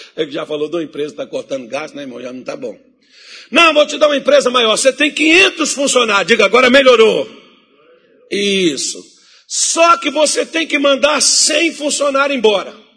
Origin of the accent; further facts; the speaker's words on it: Minas Gerais, Brazil; moved away; also born or lived in Mato Grosso; eu sou mineiro